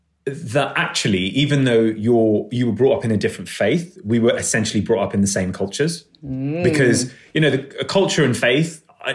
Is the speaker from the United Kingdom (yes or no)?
yes; England, United Kingdom; And I think, you know, I am English, but I'd say I'm a different type of English to the kind of majority English sensibility.